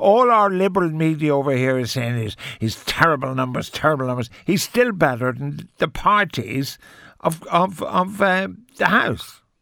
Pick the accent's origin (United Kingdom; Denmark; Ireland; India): Ireland; we're Irish